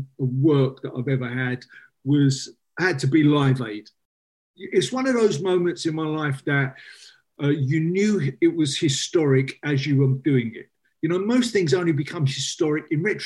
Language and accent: English; London, United Kingdom; I was brought up in Canterbury, just around the corner from Highbury.